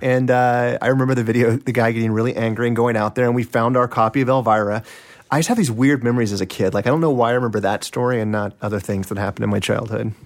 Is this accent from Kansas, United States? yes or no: yes; Kansas City, Kansas, United States; Kansas City, uh, in Kansas, on the Kansas side of Kansas City